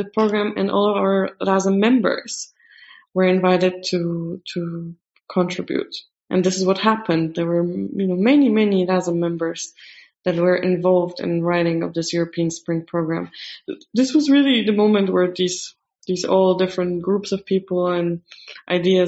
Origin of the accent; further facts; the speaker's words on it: Poland; I was a candidate in my hometown for member of parliament